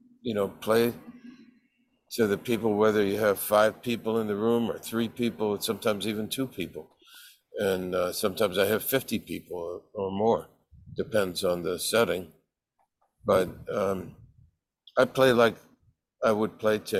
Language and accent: English; San Francisco Bay Area, California, United States; growing up in the San Francisco Bay Area